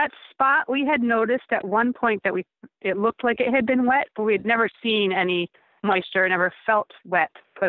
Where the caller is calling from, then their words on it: Tilson, New York, United States; Yes, Tilson, New York.